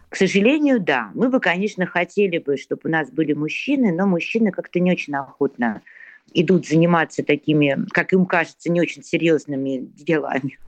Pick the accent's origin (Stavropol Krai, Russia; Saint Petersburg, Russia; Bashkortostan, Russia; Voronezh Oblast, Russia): Saint Petersburg, Russia; мне 57 лет, и я из Санкт-Петербурга